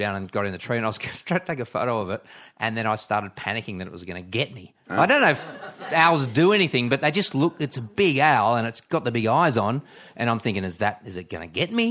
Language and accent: English; Campbelltown, Australia; born or raised there